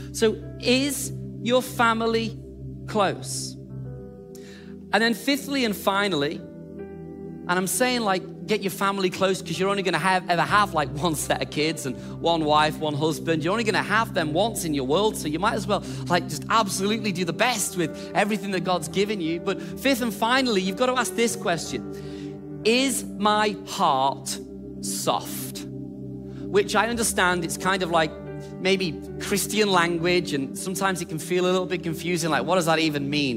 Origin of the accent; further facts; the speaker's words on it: England, United Kingdom; we're English